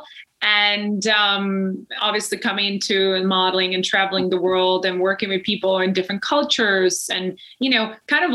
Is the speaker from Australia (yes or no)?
no; Czechia; moved away; I come from the Czech Republic. I come from Europe.